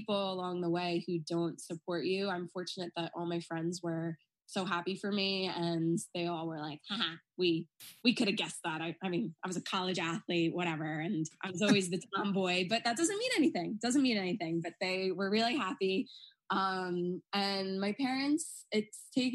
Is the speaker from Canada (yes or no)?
no; Long Island, New York, United States; growing up on Long Island, which is a very, you know, Republican.